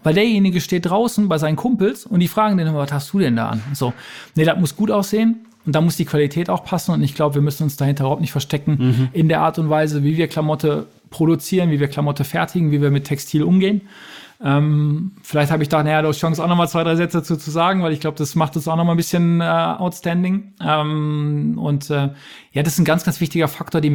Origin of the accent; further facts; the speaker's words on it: Ruhr area, North Rhine-Westphalia, Germany; die Geschichte meiner Heimat und so die Geschichte ähm, dieser Region